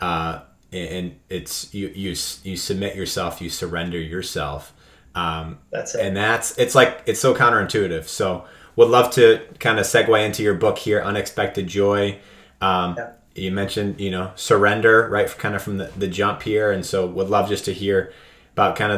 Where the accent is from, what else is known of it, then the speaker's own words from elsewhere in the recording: New England, United States; growing up in New England